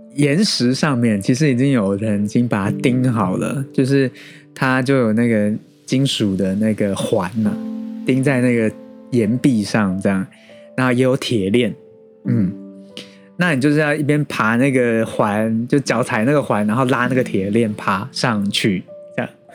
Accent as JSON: {"language": "Chinese", "country": "Taiwan", "said": "我们台湾人"}